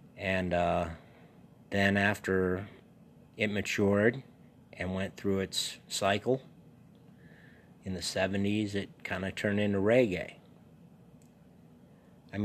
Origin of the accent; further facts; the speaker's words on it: New England, United States; I'm from New England